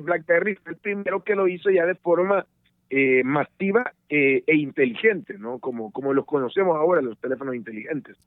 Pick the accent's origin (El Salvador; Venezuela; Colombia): El Salvador; moved away as an adult; desde El Salvador, mi país de origen